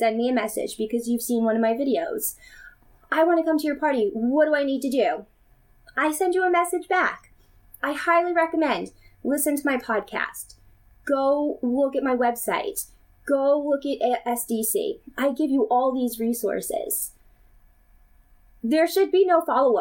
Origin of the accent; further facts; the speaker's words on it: United States; I am from the United States